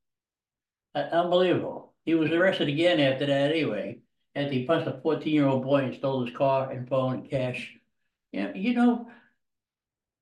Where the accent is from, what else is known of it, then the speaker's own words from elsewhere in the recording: Jersey City, New Jersey, United States; I was born in Jersey City